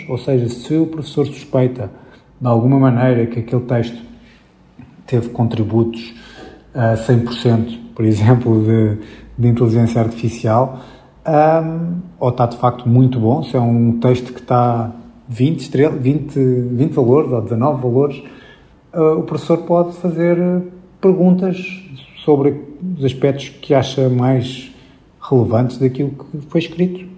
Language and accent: Portuguese; Lisbon, Portugal; moved away; durante muitos anos vivia em Lisboa, na, na, verdade nasci em Lisboa, mas estive fora e depois voltei a, a, à cidade.